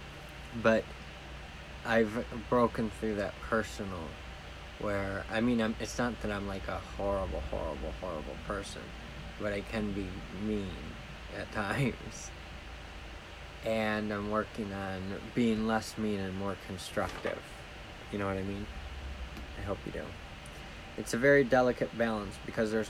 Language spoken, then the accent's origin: English; Jackson, Michigan, United States; I'm from Jackson, Michigan